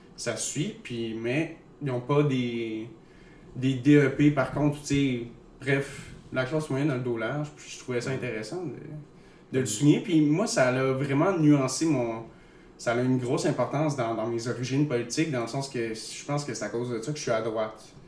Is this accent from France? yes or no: no; Eastern Quebec, Canada; je viens de l'Est de Québec